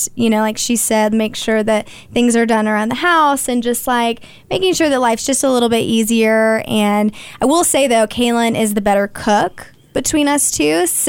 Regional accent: Oklahoma, United States; moved away; Like, I'm from a very small town in Oklahoma where we did not have soccer, did not grow up watching professional soccer.

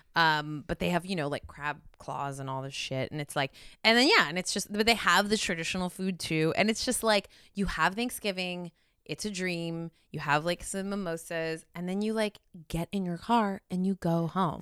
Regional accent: California, United States; as a Californian

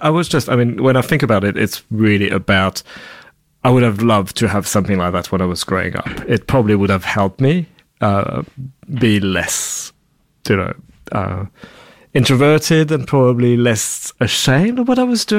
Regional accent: France; also born or lived in Darwin, Australia; now in Melbourne, Australia; being French

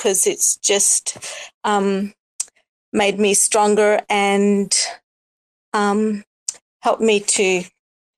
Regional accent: Australia; I'm from Australia, so it's nighttime here

